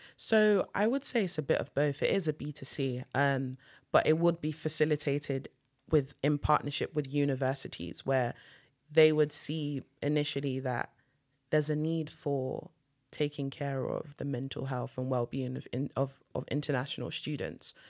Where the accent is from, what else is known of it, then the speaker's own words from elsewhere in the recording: United Kingdom; I'm British Nigerian